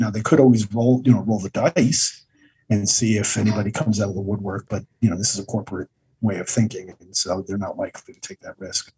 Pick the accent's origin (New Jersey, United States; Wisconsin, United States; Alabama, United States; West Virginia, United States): New Jersey, United States; I grew up in New Jer- in New Jersey in the seventies